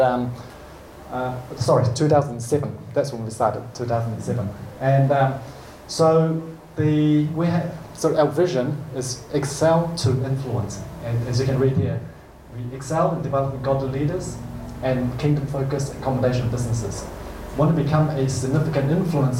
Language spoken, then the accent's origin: English; New Zealand; I was born in New Zealand